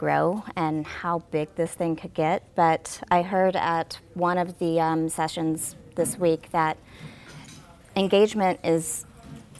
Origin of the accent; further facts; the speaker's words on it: Batesville, Arkansas, United States; moved away; Born and raised in Arkansas